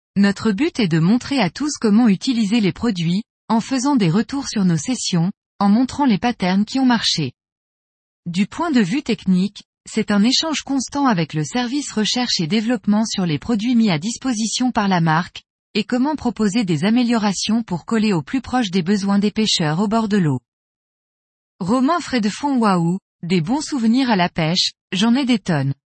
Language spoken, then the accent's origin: French; Lyon, Auvergne-Rhône-Alpes, France; now in Chambéry, France; J'ai grandi à Lyon